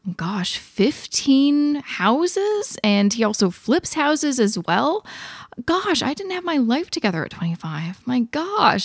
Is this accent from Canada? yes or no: yes; Canada